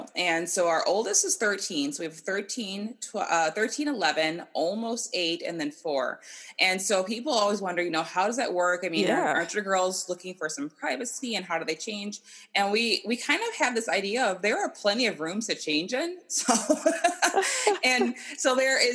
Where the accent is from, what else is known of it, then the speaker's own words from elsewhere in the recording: Wisconsin, United States; now in California, United States; I'm from Wisconsin originally